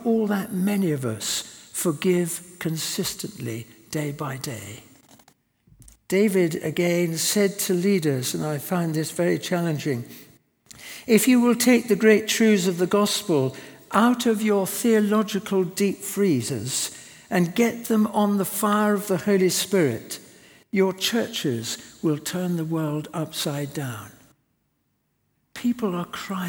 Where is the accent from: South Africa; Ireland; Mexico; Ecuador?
South Africa; moved away; I was brought up in South Africa